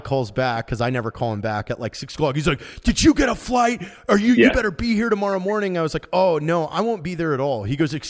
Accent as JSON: {"language": "English", "region": "Washington", "country": "United States", "said": "I'm from Washington State"}